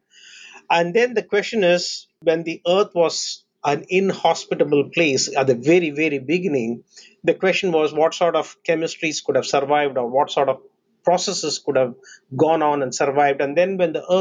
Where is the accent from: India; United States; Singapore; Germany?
India; Chennai, Tamil Nadu; moved away; I was born in India, a port city called Chennai